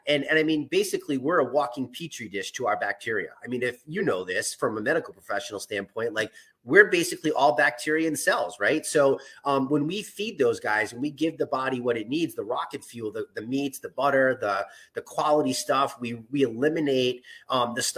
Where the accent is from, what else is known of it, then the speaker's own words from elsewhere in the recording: New England, United States; accent: non-rhotic New England; I'm from New England in America and we can't pronounce our R's.